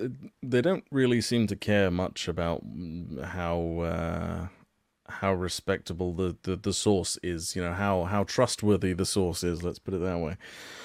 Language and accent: English; United Kingdom; I'm British